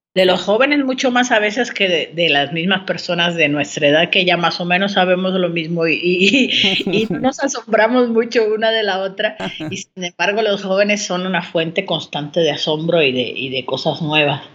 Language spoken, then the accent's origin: Spanish; Santiago de Cuba, Cuba; moved away as an adult; now in Mexico City, Mexico; Pues yo nací en Santiago de Cuba, que es una ciudad al oriente de, la isla de Cuba